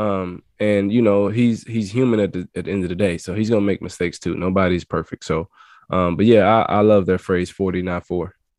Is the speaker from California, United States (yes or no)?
no; Louisiana, United States; I'm from Louisiana and, uh, I was recruited by Coach Dykes when he was at La Tech.